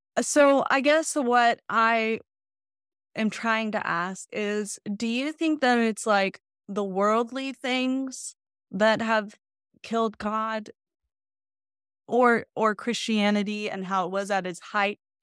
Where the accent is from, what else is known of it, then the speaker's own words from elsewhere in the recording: the South, United States; growing up in the South here